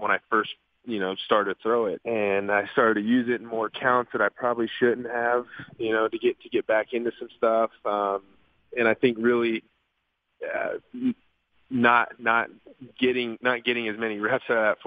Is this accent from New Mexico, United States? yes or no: yes; Albuquerque, New Mexico, United States; also born or lived in Fort Walton Beach, Florida / Edgewood, New Mexico; I did wind up doing a lot of my growing up in Albuquerque or just outside of in Edgewood